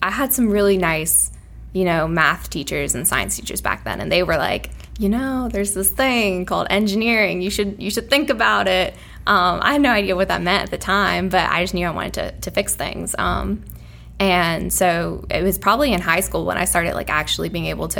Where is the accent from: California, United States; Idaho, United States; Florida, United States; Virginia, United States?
Virginia, United States; Lynchburg; also born or lived in New Orleans, Louisiana; I spent probably most of my childhood in Lynchburg after